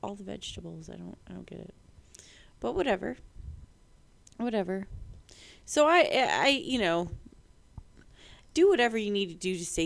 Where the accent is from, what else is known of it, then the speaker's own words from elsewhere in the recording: United States; I, as an American